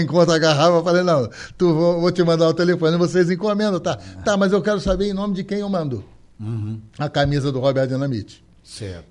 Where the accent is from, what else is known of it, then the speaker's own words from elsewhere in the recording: Rio de Janeiro, Brazil; Eu sou do centro do Rio de Janeiro. Eu nasci na Rua das Laranjeiras.